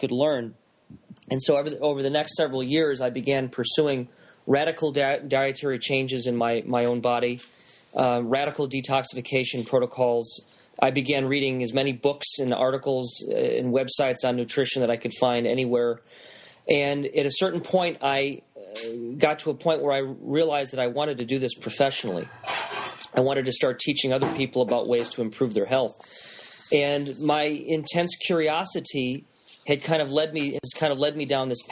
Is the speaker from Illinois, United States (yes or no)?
yes; Chicago, Illinois, United States; my hometown of Chicago